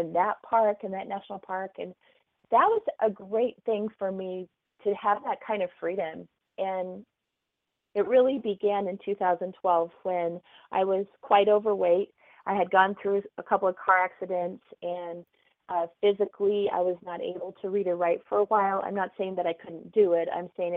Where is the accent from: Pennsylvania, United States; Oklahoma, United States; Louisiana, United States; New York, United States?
Oklahoma, United States; moved away; I grew up in Oklahoma.